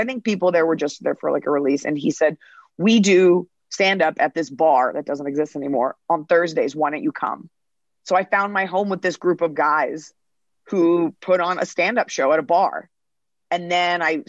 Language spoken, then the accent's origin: English; Dallas, Texas, United States; I grew up in Dallas, Texas